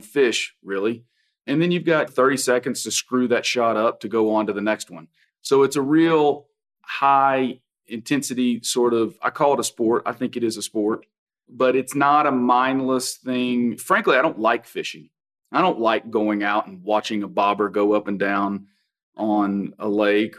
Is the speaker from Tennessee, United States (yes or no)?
yes; Kingsport, Tennessee, United States; moved away; also born or lived in Texas; I'm originally from Kingsport, Tennessee.